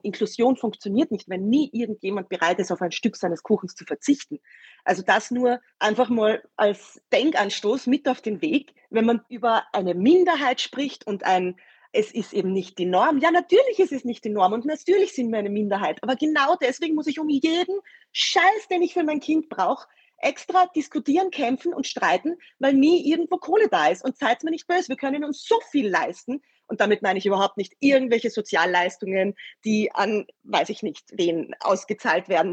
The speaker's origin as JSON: {"language": "German", "region": "Vienna", "country": "Austria", "said": "bei uns in Wien"}